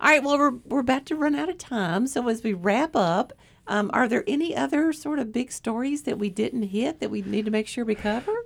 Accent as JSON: {"language": "English", "area": "Pulaski County", "region": "Virginia", "country": "United States", "tie": "born or raised there", "said": "I grew up in Pulaski County"}